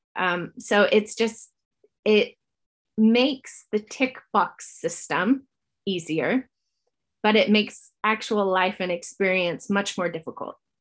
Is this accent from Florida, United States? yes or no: no; California, United States; now in New Zealand; I grew up in California, my mom is Ukrainian, and so I grew up Ukrainian American.